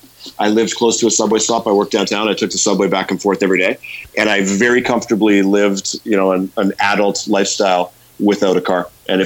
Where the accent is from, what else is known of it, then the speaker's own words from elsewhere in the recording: Thompson, Manitoba, Canada; also born or lived in Winnipeg; I was born up in Thompson, and I went to high school and university in Winnipeg.